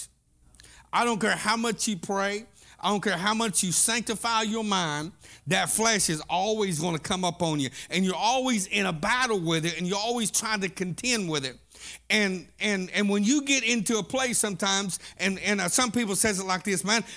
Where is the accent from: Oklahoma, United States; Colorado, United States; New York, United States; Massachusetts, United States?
Oklahoma, United States; Southeast; I was raised up in Southeast Oklahoma